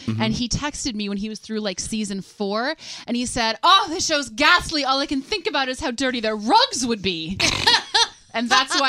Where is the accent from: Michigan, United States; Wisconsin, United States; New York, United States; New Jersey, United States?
Wisconsin, United States; I'm from Wisconsin, so I can't get away going like orchietti.